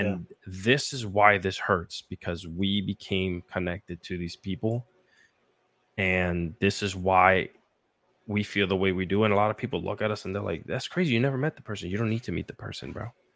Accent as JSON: {"language": "English", "country": "Puerto Rico", "tie": "born or raised there", "said": "I grew up in Puerto Rico"}